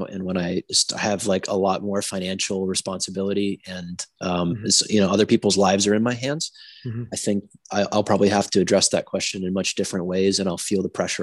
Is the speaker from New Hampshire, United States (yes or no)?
yes; New Hampshire, United States; this mentality comes from growing up in New Hampshire